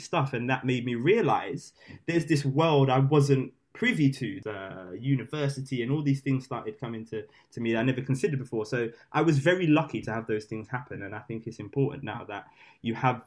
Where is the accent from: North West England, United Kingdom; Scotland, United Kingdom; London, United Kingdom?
London, United Kingdom; London boys